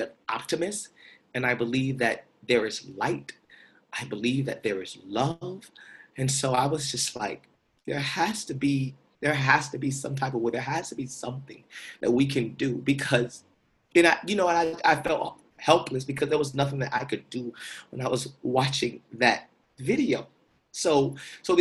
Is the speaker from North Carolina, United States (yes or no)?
no; Winter Haven, Florida, United States; now in New York, United States; the neighborhood where I grew up in Winter Haven